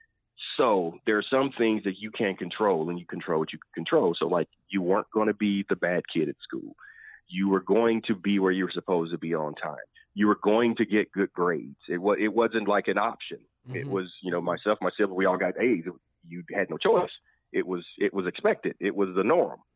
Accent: Anniston, Alabama, United States; my hometown. Like, that's where I'm from. I mean, that happened 5 minutes from the house that I grew up

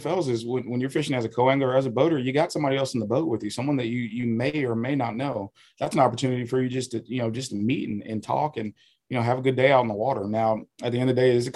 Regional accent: Michigan, United States; now in Ohio, United States; So I'm from Michigan. I'm originally from Michigan.

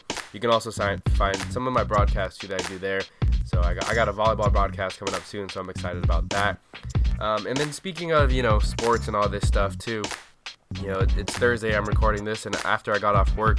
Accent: Southern California, United States; me growing up in Southern California, I grew up around a lot of Dodger fans

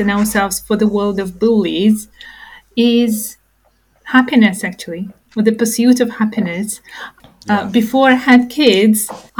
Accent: Ukraine; moved away; I grew up in Ukraine

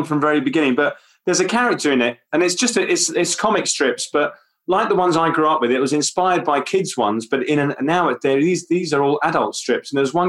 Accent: London, United Kingdom; accent: North London; I grew up in North London. So I'm from Irish parents. All the immigrants lived in different parts of London. So where I grew up in a place called the Holloway Road. The Holloway Road was sort of all Irish

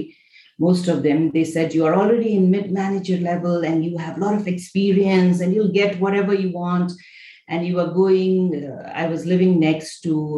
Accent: Nepal; also born or lived in Switzerland; I'm from this small, beautiful country, Nepal

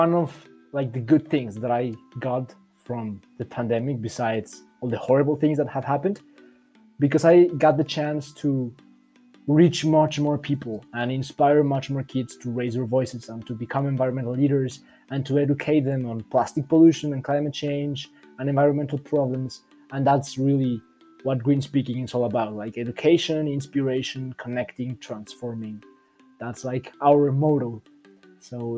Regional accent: Mexico City, Mexico; I'm from Mexico City

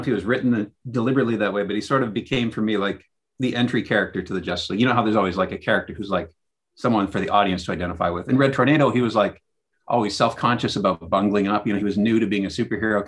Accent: Kitchener, Ontario, Canada; when I was a kid growing up in Kitchener, Ontario in Canada

